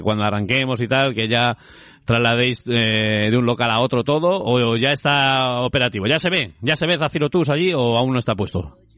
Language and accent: Spanish; Spain; somos españoles